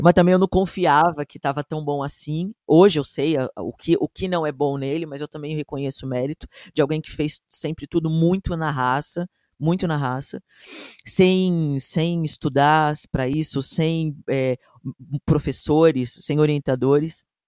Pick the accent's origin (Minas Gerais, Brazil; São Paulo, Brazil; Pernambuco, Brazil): São Paulo, Brazil; eu sou da Zona Norte, nascido e criado aqui